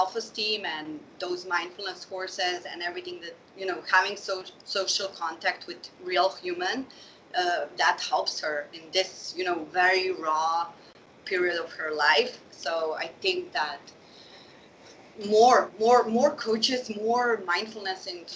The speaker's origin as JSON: {"language": "English", "country": "Slovenia", "tie": "born or raised there", "moved": "as an adult", "lives_now": "Sweden", "said": "I grew up in Slovenia to Bosnian parents"}